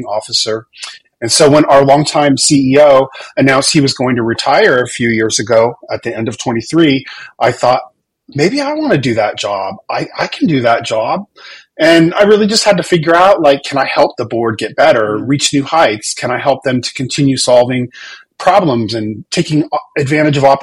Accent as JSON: {"language": "English", "town": "Whittier", "region": "California", "country": "United States", "tie": "born or raised there", "moved": "as an adult", "lives_now": "Atlanta, United States", "said": "I grew up in Southern California in a little town called Whittier in LA County"}